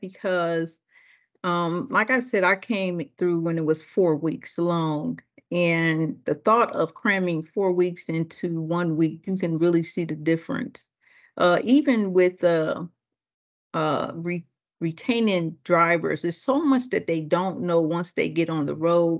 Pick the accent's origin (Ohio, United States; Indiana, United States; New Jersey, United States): Ohio, United States; Akron; moved away; also born or lived in Detroit, Michigan / Richmond; I'm born and raised in Akron, Ohio.